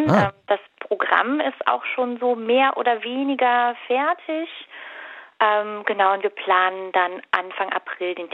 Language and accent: German; Berlin, Germany; Ich komme tatsächlich aus der Gegend, äh, also Biesdorf neben Mahlsdorf, von daher ist es für mich ein ähm